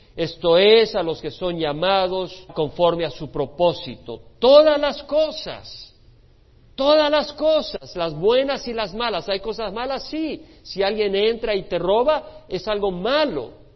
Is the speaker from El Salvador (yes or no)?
yes; El Salvador; moved away; Nosotros que venimos de un país que estaba dividido en la guerra civil, los que venimos del Salvador